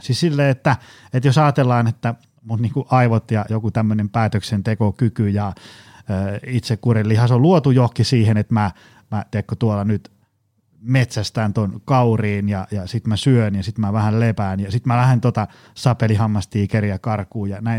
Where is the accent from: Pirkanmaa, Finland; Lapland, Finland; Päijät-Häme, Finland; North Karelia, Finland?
Pirkanmaa, Finland; Tampere; lapsena ja nuorena asuin Koillistampereella